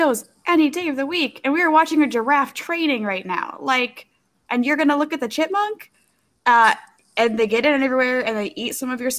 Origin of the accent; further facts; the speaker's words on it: Minnesota, United States; I'm from Minnesota